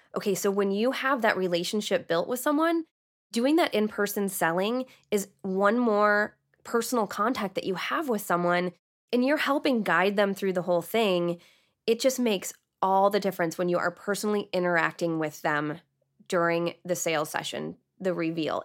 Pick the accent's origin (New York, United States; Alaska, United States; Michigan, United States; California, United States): Michigan, United States; Canton; also born or lived in Plymouth, Michigan / Austin, Texas; I lived half my life, well, half my childhood in Canton and half my childhood in Plymouth.